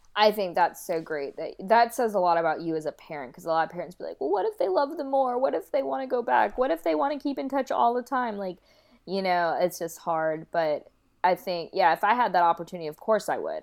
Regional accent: North Carolina, United States; also born or lived in Kolkata, India; And then I was adopted into a Caucasian family in North Carolina.

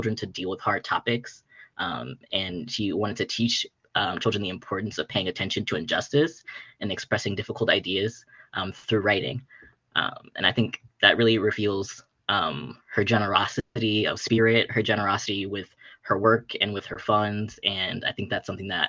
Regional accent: Chicago, Illinois, United States; I'm also from the South Side of Chicago

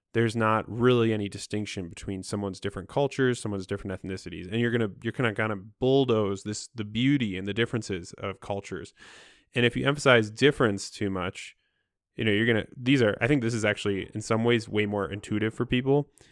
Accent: Midwest, United States; I'm from the Midwest

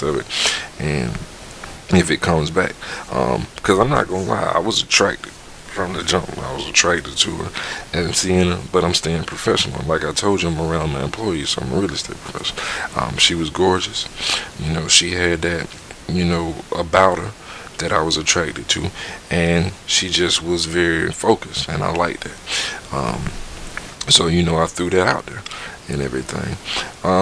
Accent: Southeast, United States; moved away as an adult; also born or lived in Georgia / Midwest; growing up in the Southeast

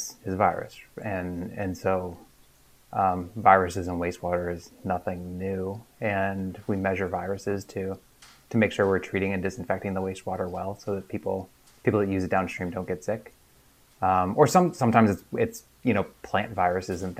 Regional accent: Ohio, United States; you and I grew up inland in Ohio

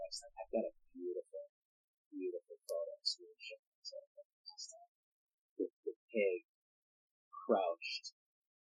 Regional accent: Canada; I am Canadian

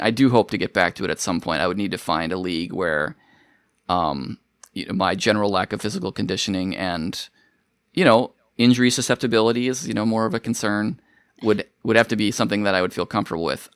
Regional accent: Minnesota, United States; moved away; I grew up in Minnesota

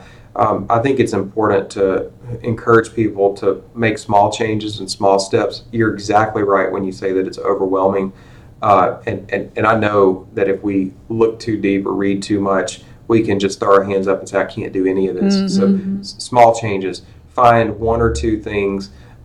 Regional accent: Rankin County, Mississippi, United States; I grew up down in Rankin County in the Southern Pine Electric Power Association

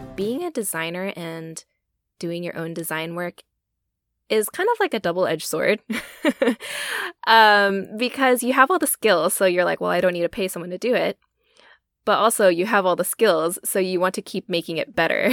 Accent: Texas, United States; I'm a first generation Asian American born and raised in Texas.

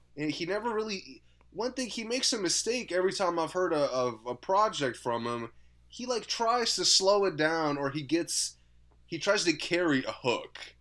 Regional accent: Germantown, Maryland, United States; now in Rockville, United States; my hometown

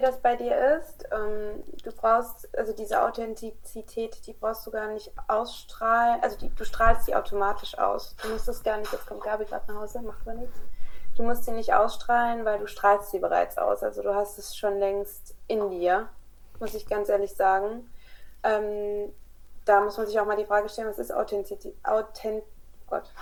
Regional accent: Kassel, Hesse, Germany; born or raised there; moved away as an adult; also born or lived in Croatia (father); now in France

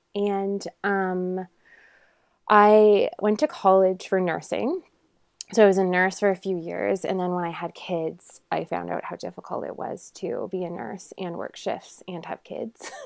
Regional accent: a small town in Ontario, Canada; I am from Canada

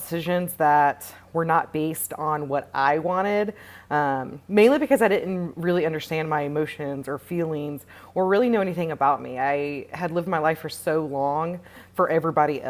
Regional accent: Tennessee, United States; moved away as an adult; now in Austin, United States; I currently live in Austin, Texas. I'm originally from Tennessee

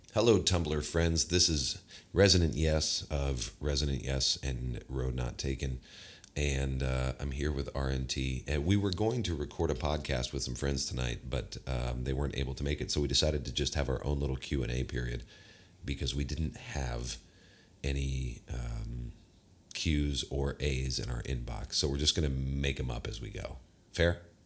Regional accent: American Midwest, United States; we are from the American Midwest

